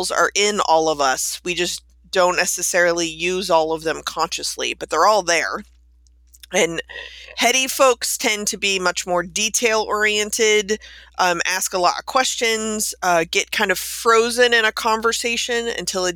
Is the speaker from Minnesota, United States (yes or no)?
no; Texas, United States; moved away; I'm being originally from Texas